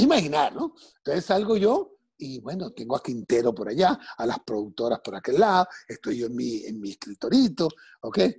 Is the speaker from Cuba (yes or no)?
no; Caracas, Capital District, Venezuela; now in United States